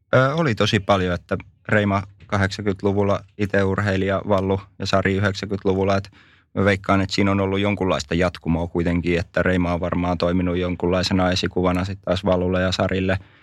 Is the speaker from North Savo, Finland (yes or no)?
no; Lappeenranta, South Karelia, Finland; born or raised there